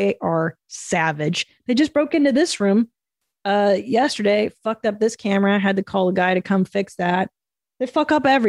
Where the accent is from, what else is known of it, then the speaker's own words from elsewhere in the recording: Midwest, United States; I'm from the Midwest, deer hunter, not uncommon around here.